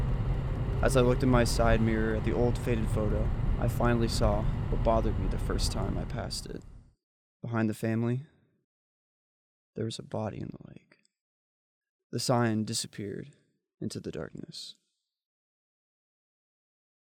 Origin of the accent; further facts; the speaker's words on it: Dallas, Texas, United States; moved away; I'm originally from Dallas